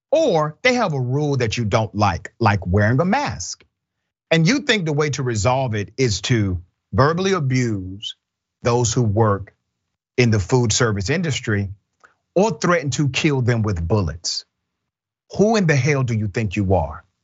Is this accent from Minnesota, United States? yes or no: no; California, United States; I grew up in the Bay Area, and there's a lot of racism there.